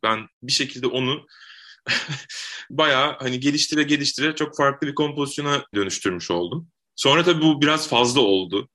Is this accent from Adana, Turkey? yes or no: yes; Adana, Turkey; ben Adana'da doğdum, büyüdüm